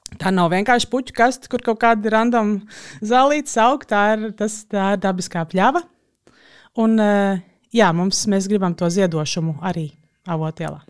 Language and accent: Latvian; Riga, Latvia; Pati es bērnību pavadīju Čengragā